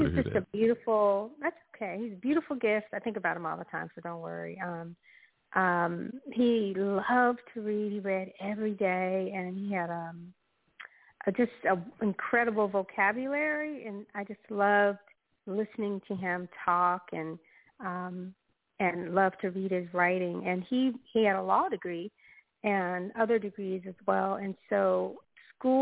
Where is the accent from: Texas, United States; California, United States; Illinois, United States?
California, United States; Los Angeles; now in Malibu, United States; I'm from Los Angeles. I'm a native Angeleno